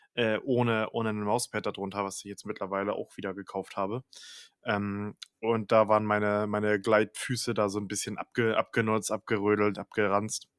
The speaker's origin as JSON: {"language": "German", "region": "Northern Germany", "country": "Germany", "said": "ich komm ja aus dem, aus dem Norden, ne, vom, vom, vom, vom Meer sozusagen, Norden Deutschlands."}